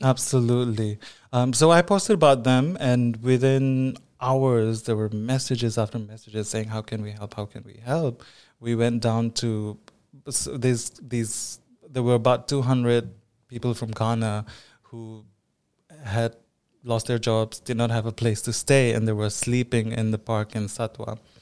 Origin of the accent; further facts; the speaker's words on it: Manipur, India; now in United Arab Emirates; I am from Northeast India, um, from a state called Manipur